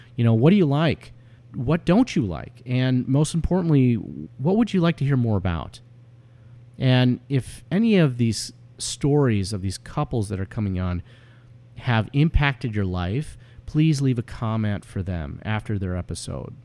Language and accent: English; Chicago, Illinois, United States; also born or lived in Omaha, Nebraska; we both were born and raised in the Chicagoland area and have lived there most of our lives